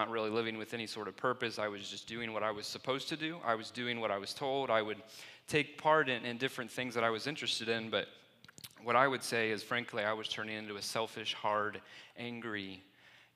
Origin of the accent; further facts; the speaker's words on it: Plainfield, Indiana, United States; I grew up in Plainfield, Indiana